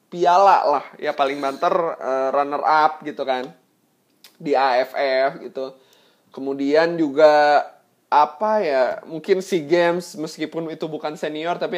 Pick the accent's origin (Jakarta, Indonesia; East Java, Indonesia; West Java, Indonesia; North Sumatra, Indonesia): West Java, Indonesia; Bandung; yang memang dari kecil gue sudah ada di Bandung selama kurang lebih 22 tahun.